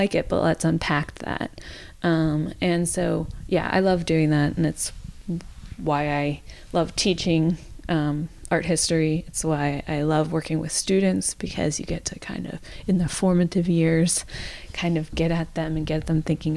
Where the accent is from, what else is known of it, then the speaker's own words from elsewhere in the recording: suburb of Washington, D.C., District of Columbia, United States; I grew up near Washington, D.C., in a suburb of Washington, D.C.